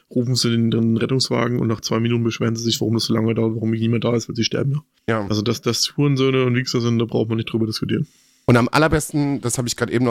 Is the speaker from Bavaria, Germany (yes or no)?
yes; Bavaria, Germany